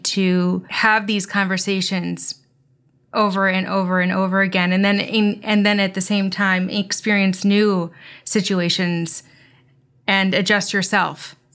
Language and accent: English; United States; me being an American